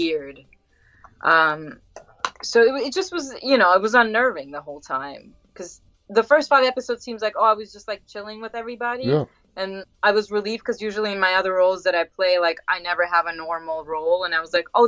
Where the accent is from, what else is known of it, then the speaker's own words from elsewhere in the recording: New York City, New York, United States; moved away; I grew up in Queens